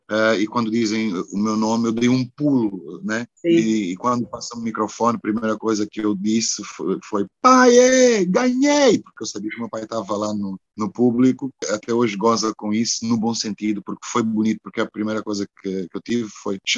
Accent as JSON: {"language": "Portuguese", "town": "Luanda", "region": "Luanda Province", "country": "Angola", "tie": "born there", "also_born_or_lived": "Porto", "said": "foi onde eu nasci, naturalmente, que é Luanda. Mas depois de Luanda, o sítio mais importante é realmente o Porto. O Porto é uma casa."}